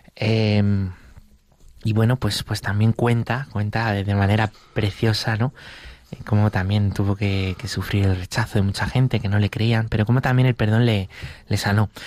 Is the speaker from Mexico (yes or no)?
no; Valdemoro, Community of Madrid, Spain; en Valdemoro, que es mi pueblo